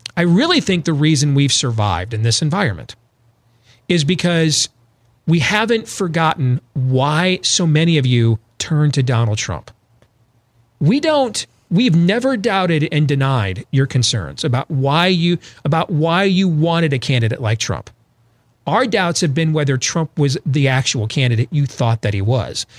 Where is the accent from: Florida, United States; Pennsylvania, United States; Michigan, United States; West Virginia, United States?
Michigan, United States; Grand Rapids; I grew up there in Grand Rapids, Michigan